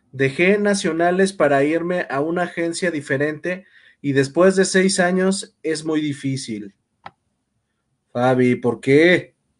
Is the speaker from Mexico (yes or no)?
yes; Mexico; así en realidad somos los mexicanos en general